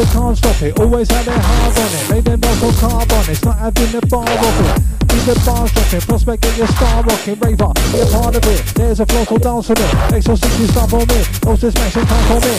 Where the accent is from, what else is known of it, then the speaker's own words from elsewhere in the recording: Bromley, London, United Kingdom; We come from Bromley, London, South East.